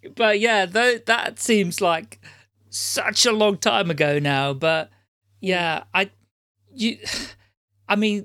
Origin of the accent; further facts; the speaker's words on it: Amsterdam, North Holland, Netherlands; moved away; I was brought up Catholic in Amsterdam